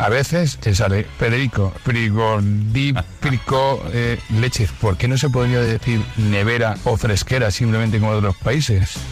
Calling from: Barcelona, Catalonia, Spain; de Barcelona.

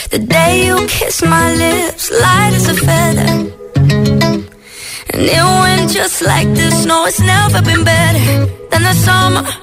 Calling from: Sevilla la Nueva, Community of Madrid, Spain; de aquí, de Sevilla Nueva.

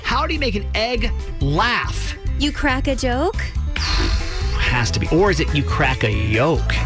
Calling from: Cockeysville, Maryland, United States; I'm 10 years old and I'm calling from Cockeysville, Maryland.

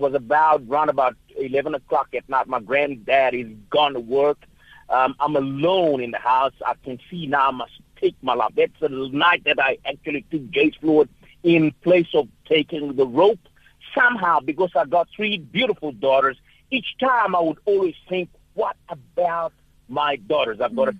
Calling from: Durban, KwaZulu-Natal, South Africa; I am calling from Durban indeed.

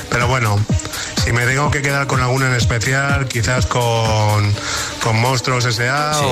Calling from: Córdoba, Andalusia, Spain; Hola a todos, buenas tardes. … de Córdoba

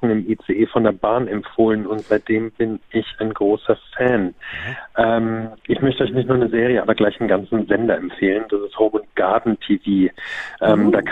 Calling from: Düren, North Rhine-Westphalia, Germany; Ich bin jetzt aus Düren.

